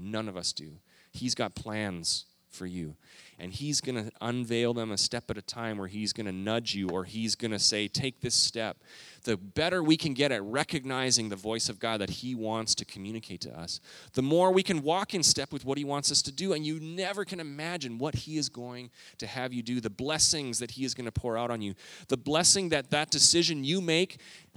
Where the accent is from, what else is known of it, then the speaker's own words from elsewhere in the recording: Canada; moved away as an adult; also born or lived in Minneapolis, Minnesota; now in United States; I grew up in Canada